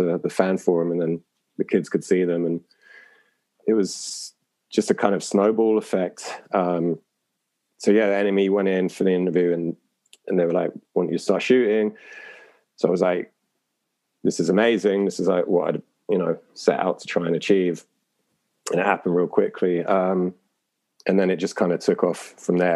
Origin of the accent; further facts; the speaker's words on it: London, United Kingdom; I grew up in London